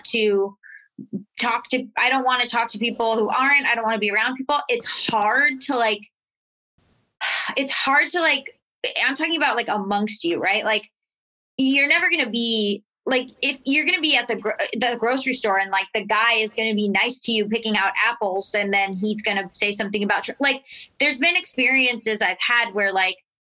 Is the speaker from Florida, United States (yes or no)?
yes; Florida, United States; I'm from Florida. Like, I'm from the South